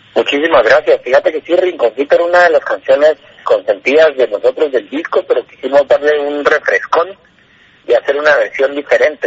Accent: Flores, Petén, Guatemala; somos guatemaltecos, eh, originarios provenientes desde la isla de Flores Petén

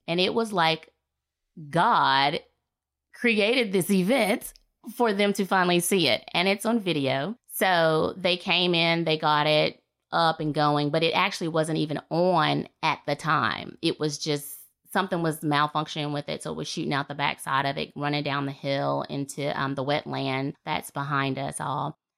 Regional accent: Fairhope, Alabama, United States; moved away as an adult; I'm born and raised here in Fairhope, Alabama

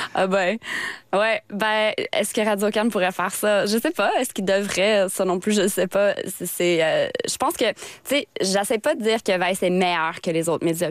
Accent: Sturgeon Falls, Ontario, Canada; accent: franco-ontarien; moved away as an adult; now in Quebec, Canada; je suis franco-ontarienne, puis je pense que je veux être fidèle à mes racines

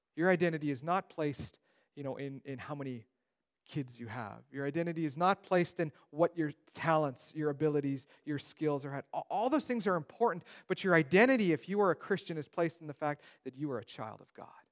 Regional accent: Steinbach, Manitoba, Canada; I grew up in Steinbach. It's the Mennonite Mecca of the world

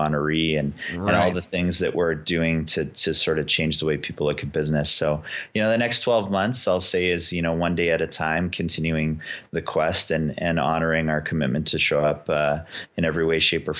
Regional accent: Canada; And for us to proudly say that we are Canadian and work diligently to represent Canada, pretty cool.

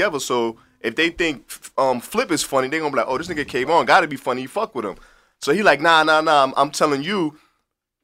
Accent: New York City, New York, United States; I'm from the Bronx and Harlem

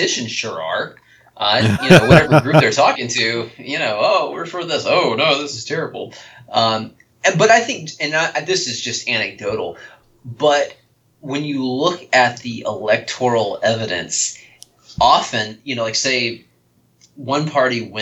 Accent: United States; I am an American

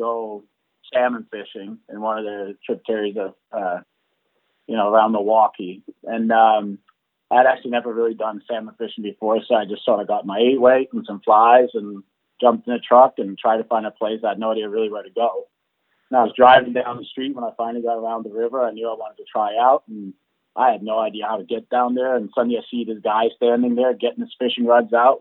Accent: just outside Copenhagen, Capital Region of Denmark, Denmark; moved away; I grew up in just outside Copenhagen, Denmark, so over in Europe

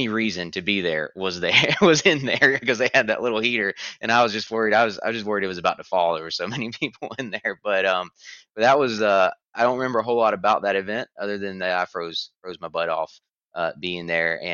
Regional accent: Florida, United States; I'm from Florida

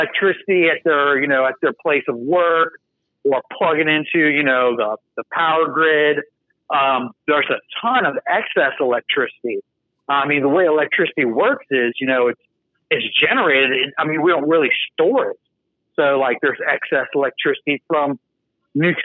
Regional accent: United States; I'm an American, proud American

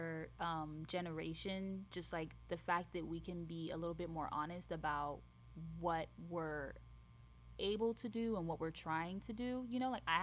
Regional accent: Haiti; moved away; I grew up in Haiti

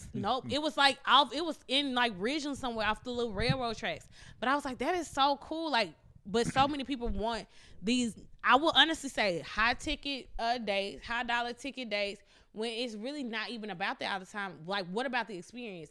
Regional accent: Mississippi, United States; I'm from Mississippi, so being from Mississippi and growing up r, with my grandparents

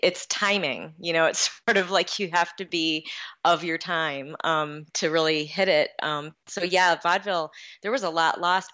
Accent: Lower Peninsula, Michigan, United States; also born or lived in Los Angeles, California; now in Calumet, United States; I was originally from the Lower Peninsula

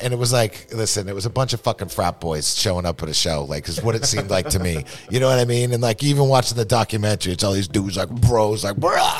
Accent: Massachusetts, United States; now in New York, United States; Massachusetts originally, and then I've been in New York for like 26 years now.

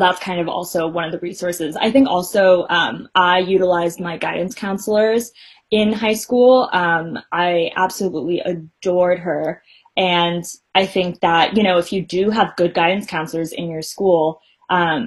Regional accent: Bay Area, California, United States; being someone who was raised in the Bay Area

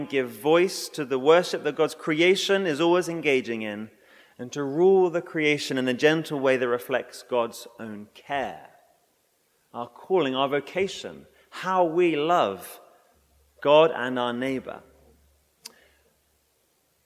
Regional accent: England, United Kingdom; moved away; I'm English

